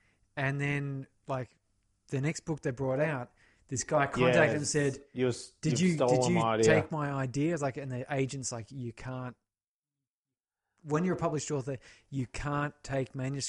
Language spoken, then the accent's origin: English; United Kingdom; No, we're British.